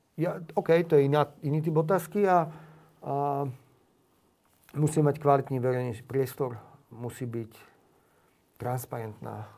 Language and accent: Slovak; Slovakia; Som hrdý Slovák, milujem túto krajinu.